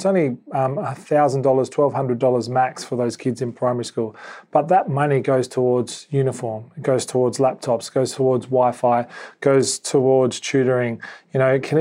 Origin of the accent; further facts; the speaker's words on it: South Australia, Australia; now in Sydney, Australia; we're both from South Australia. We came to Sydney.